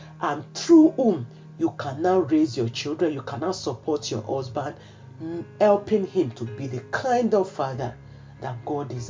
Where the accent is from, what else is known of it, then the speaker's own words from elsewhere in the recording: Nigeria; I grew up in Nigeria